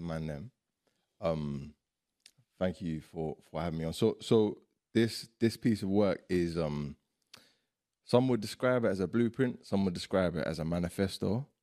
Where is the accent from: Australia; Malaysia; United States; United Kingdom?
United Kingdom; London; also born or lived in Iraq; growing up in Ends